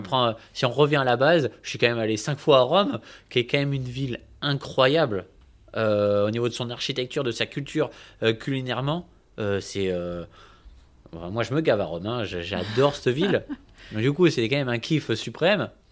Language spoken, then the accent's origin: French; Bordeaux, Nouvelle-Aquitaine, France; je suis né à Bordeaux, bon, dans une agglomération à côté, Pessac, mais bref, je suis bordelais. J'ai toujours vécu à Bordeaux